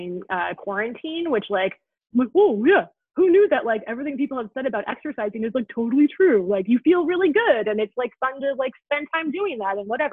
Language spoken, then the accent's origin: English; Milwaukee, Wisconsin, United States; I'm from Milwaukee, Wisconsin